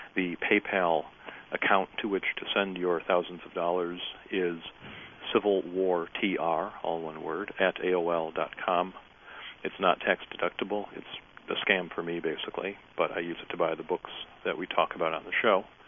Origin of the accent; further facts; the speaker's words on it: Highland Park, Michigan, United States; I grew up in Highland Park.